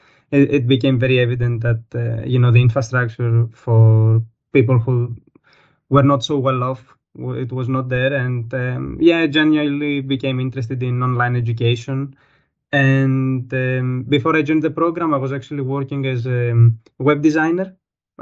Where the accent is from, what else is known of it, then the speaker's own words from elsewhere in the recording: Greece; moved away as an adult; now in Germany; I'm from Greece.